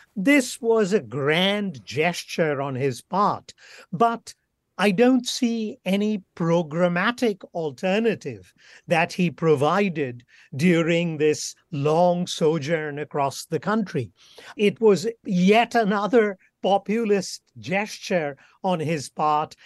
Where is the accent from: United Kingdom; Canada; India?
India; West Bengal; now in Bloomington, United States; my home state of Bengal